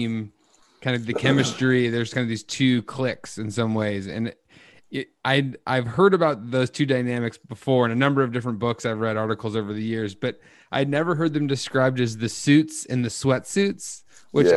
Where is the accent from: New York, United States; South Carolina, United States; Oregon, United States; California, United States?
Oregon, United States; Portland; all three of us being from Portland